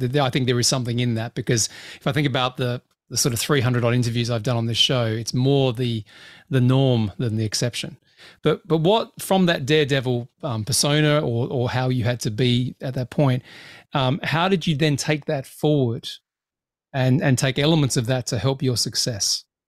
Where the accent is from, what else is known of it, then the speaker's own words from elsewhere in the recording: Australia; I grew up in Australia